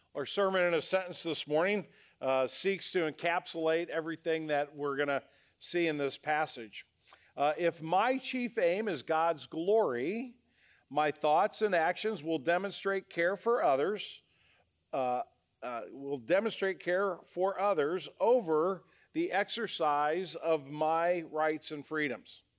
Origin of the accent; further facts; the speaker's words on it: United States; as American citizens